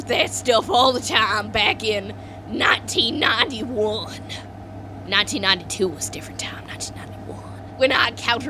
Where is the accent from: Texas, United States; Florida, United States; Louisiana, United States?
Texas, United States; Yeah. That black gooey stuff from my hometown, Texas.